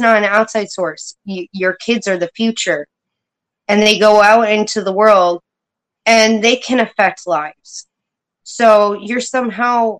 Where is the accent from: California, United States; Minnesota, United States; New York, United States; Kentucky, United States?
New York, United States; Poughkeepsie; now in upstate New York, United States; I was born in Poughkeepsie, about an hour from New York City. So I grew up with a pretty tough life